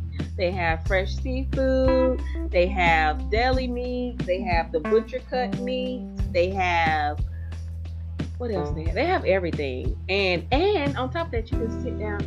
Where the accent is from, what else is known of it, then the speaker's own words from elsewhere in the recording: the South, United States; I'm from the South